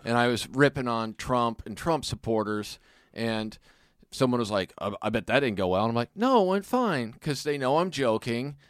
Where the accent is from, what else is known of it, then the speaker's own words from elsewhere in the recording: Kansas City, United States; I'm from Kansas City